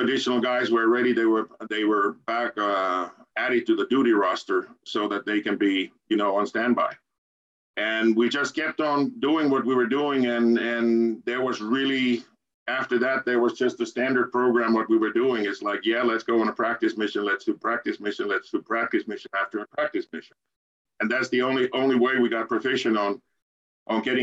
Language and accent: English; Turku, Southwest Finland, Finland; my hometown, Turku